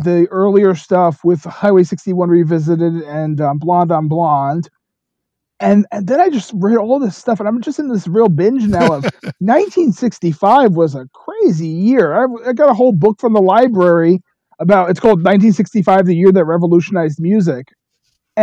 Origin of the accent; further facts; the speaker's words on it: New York City, New York, United States; moved away as an adult; also born or lived in Rockford, Illinois; now in Goshen, United States; I grew up in Bronx, New York, but I've been living in the Midwest my whole adult life